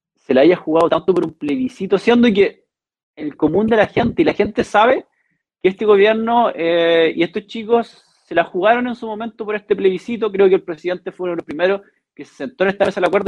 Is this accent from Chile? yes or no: yes; Chile; crecer como chilenos